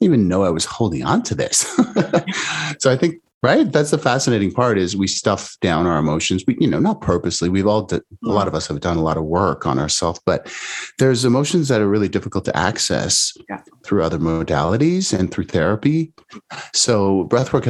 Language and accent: English; Canada; now in California, United States; I'm Canadian originally, now in the US